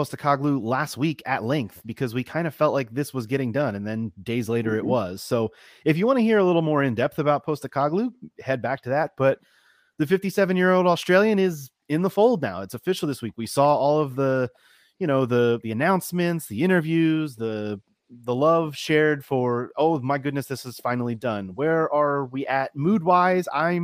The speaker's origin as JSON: {"language": "English", "town": "Baltimore", "region": "Maryland", "country": "United States", "said": "I am originally from Baltimore"}